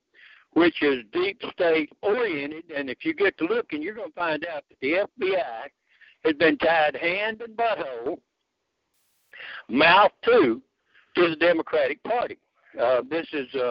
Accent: United States; I'm an American

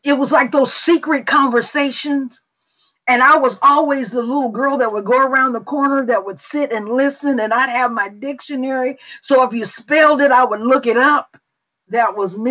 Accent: Mississippi, United States; accent: Mississippi; moved away; English is my second language. Mississippi is my first.

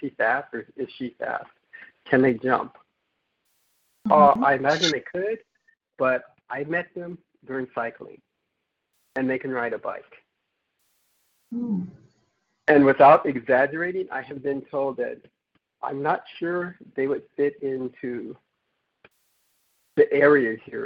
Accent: Southern California, United States; I'm from Southern California

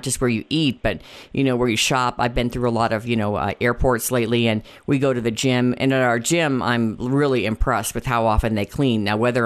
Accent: Winona, Minnesota, United States; moved away; I grew up in Winona, Minnesota.

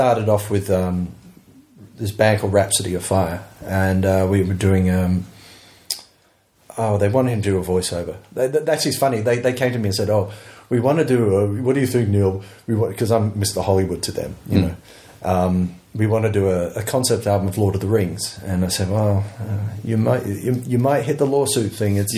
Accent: United Kingdom; moved away; I was British, not Australian

